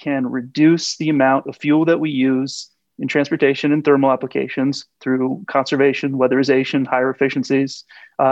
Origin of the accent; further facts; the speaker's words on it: Westminster, Vermont, United States; also born or lived in Santa Barbara, California / Washington, D.C. / Plainfield, Vermont; now in South Burlington, United States; I grew up in Bellows Falls. Well, actually, I grew up in Westminster West, went to schools in Westminster, Bellows Falls, and Saxons River